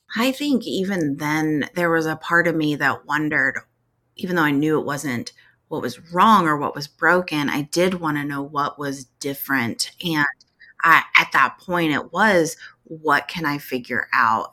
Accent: Tornado Alley, United States; I grew up in Tornado Alley

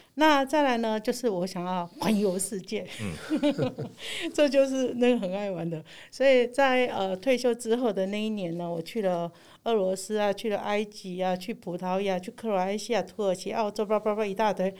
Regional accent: Keelung, Taiwan; 我们家乡的美好，嗯。就是我们基隆八斗子的那个美好

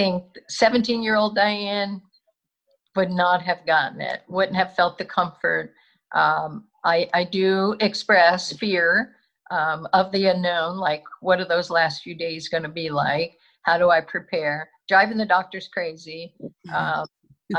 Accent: Philadelphia, Pennsylvania, United States; born or raised there

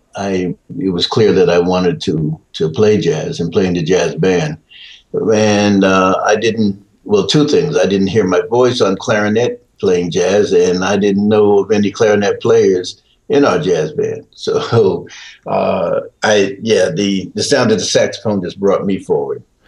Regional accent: Peekskill, New York, United States; also born or lived in Portsmouth, Virginia; I was raised in I was raised in New York, raised in Peekskill

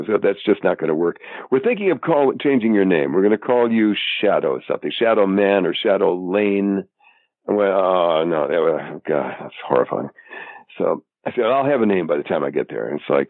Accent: North Dakota, United States; moved away as an adult; also born or lived in Arizona / Boston; I'm from North Dakota

